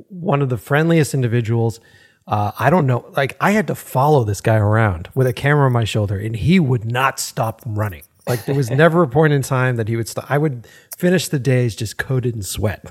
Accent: Boston, Massachusetts, United States; growing up in Boston

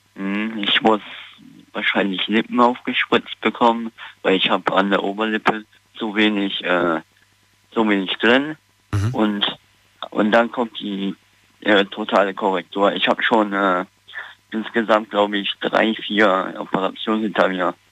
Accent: Neunkirchen-Seelscheid, North Rhine-Westphalia, Germany; Neunkirchen-Seetscheid halt in der Nähe von Siegburg.

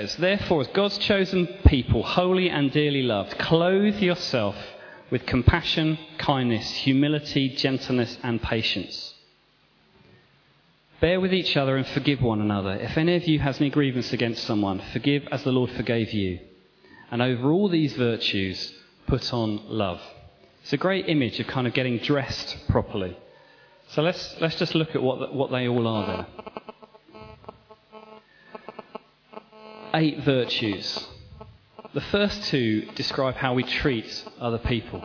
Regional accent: Kent, South East England, United Kingdom; moved away; I grew up in Kent

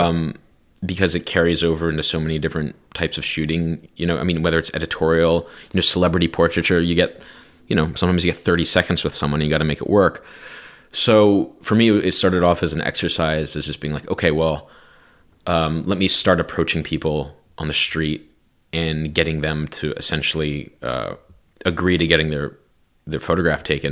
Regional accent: New Jersey, United States; growing up in New Jersey

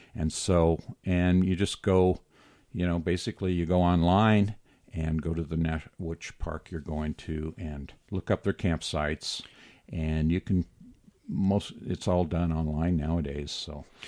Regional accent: Moab, Utah, United States; I've been born and raised in Moab.

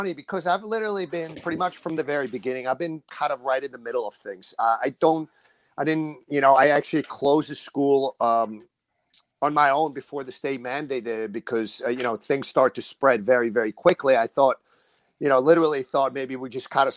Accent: northern New Jersey, United States; we're up north. We're up north

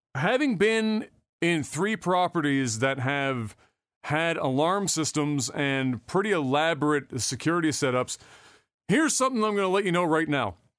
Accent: Canada; as a Canadian

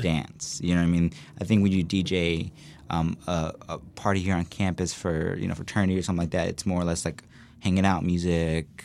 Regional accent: Chicago, Indiana, United States; also born or lived in Bloomington, Indiana; I grew up in Chicago, Indiana. It's a small little city up north.

